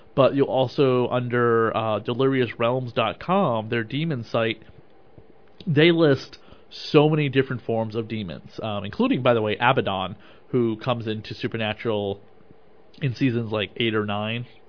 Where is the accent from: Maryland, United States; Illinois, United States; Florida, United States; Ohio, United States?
Maryland, United States; now in Massachusetts, United States; I grew up in Maryland once upon a time when I was of a wee lad and then of a teenager